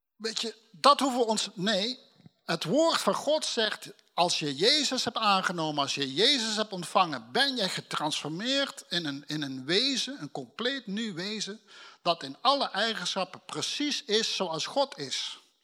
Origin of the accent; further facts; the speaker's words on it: Limburg, Netherlands; now in North Holland, Netherlands; als een Limburger die in Noord-Holland woont